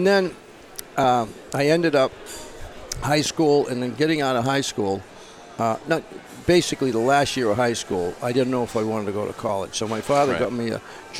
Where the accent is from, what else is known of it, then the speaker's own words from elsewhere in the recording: Boston, Massachusetts, United States; I was born and brought up in Boston. I was born at St. Margaret's Hospital.